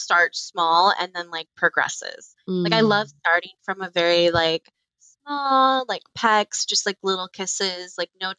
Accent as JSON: {"language": "English", "region": "Florida", "country": "United States", "tie": "born or raised there", "moved": "yes", "lives_now": "Chicago, United States", "said": "I grew up in Florida."}